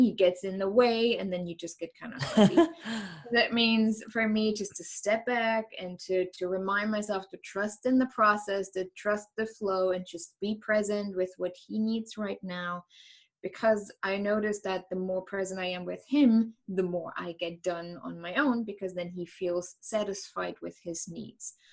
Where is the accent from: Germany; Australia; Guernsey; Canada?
Germany; East Germany; English is a second language; moved away as an adult; now in United States; i grew up in east germany